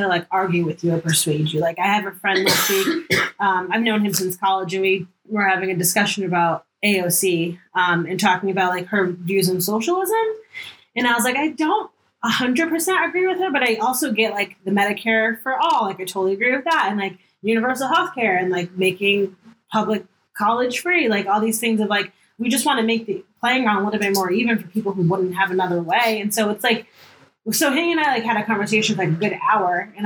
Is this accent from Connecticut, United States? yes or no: yes; Hamden, Connecticut, United States; I grew up in Hamden, Connecticut